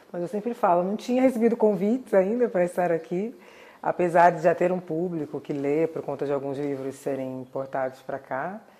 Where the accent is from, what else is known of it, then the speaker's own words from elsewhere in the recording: Santos, São Paulo, Brazil; born there; foi um dos fundadores do Partido Comunista em Santos, que é a cidade onde eu nasci, e também ativista do movimento negro.